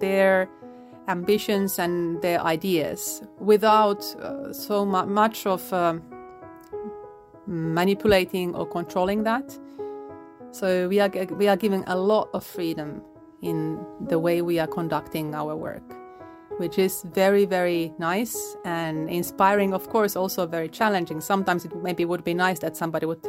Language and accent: English; Finland; now in Okinawa, Japan; born in Finland, grew up in Finland. I'm half Polish though